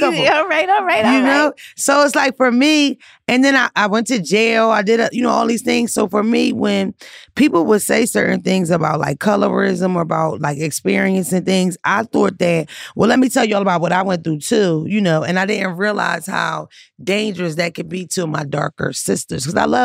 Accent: Philadelphia, Pennsylvania, United States; I grew up in North Philly. I grew up in the hood

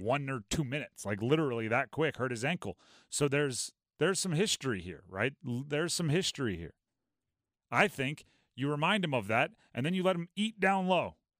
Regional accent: Hawaii, United States; moved away; also born or lived in Nebraska; I grew up in Hawaii. It's lived there for six, seven years

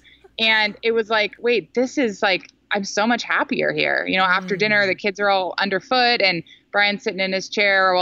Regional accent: Silicon Valley, Bay Area, California, United States; moved away; I grew up in Silicon Valley in the Bay Area

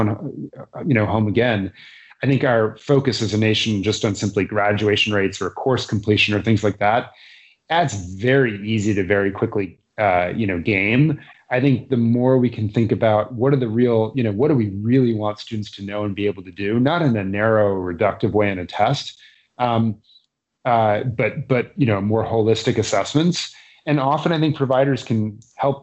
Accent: Massachusetts, United States; my home state, Massachusetts

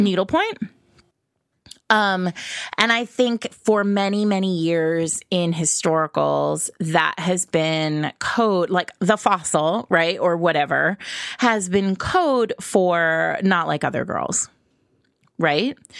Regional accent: New England, United States; now in New York City, United States; I grew up in New England and now I live in New York City

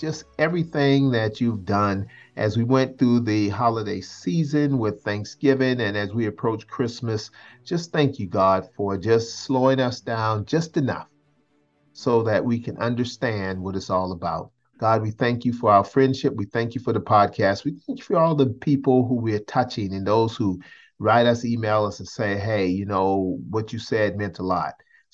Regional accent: Charleston, South Carolina, United States; I grew up in Charleston, South Carolina.

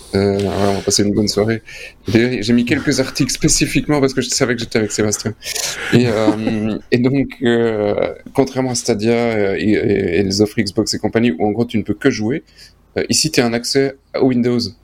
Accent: Belgium

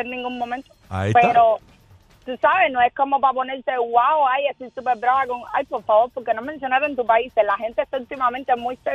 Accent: Puerto Rico; Yo soy de Puerto Rico.

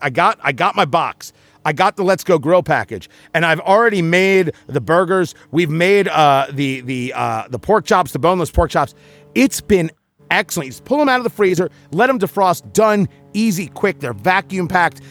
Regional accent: New Jersey, United States; moved away; I grew up in Jersey

